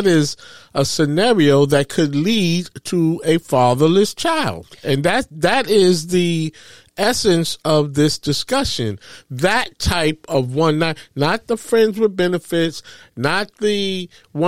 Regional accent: New York City, New York, United States; I'm from Harlem. I grew up, you know, from public housing projects.

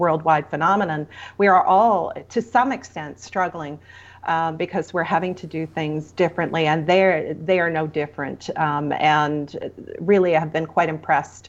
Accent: Ontario, Canada; now in Alberta, Canada; I come from Ontario originally

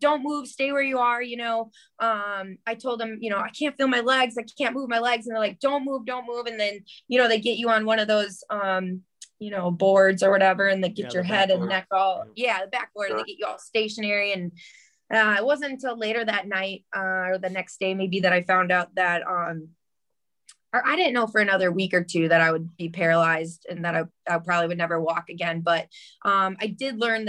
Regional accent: Port Washington, Wisconsin, United States; also born or lived in Flagstaff, Arizona; now in Phoenix, United States; I grew up in Port Washington, and when I was 7 years old

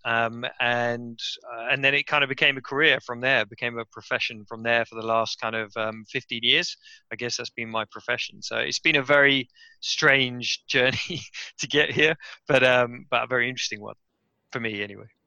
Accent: West Sussex, South East England, United Kingdom; moved away as an adult; also born or lived in Cambridge / Japan; now in London, United Kingdom; I'm from West Sussex in in England, um, which is kind of the southeast of the country. Very very countryside um, area, very green, very beautiful area, very very kind of quiet area really. Uh, and I grew up there

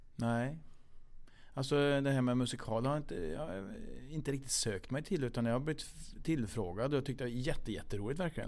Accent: Kil, Värmland, Sweden; vi är från Kil båda två

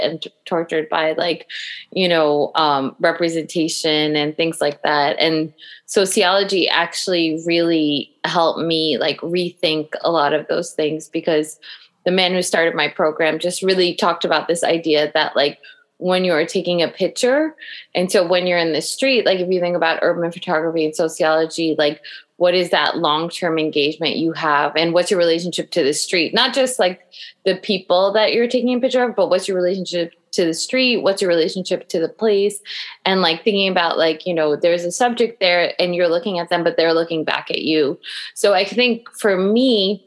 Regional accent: Long Island, New York, United States; me growing up on Long Island

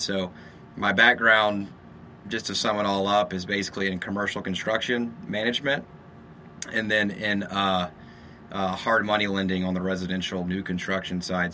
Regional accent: Shreveport, Louisiana, United States; moved away as an adult; also born or lived in San Diego, California / Texas; now in Austin, United States; I'm from Louisiana, Shreveport, Louisiana

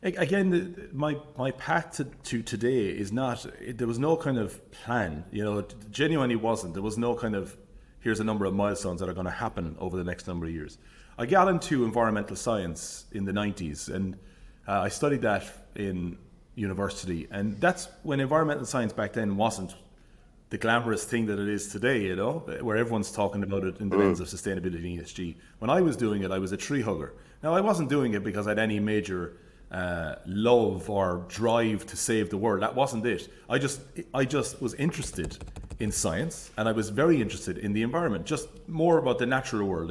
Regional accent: Limerick, Munster, Ireland; moved away as an adult; also born or lived in Dublin / Cork; I grew up in Limerick City.

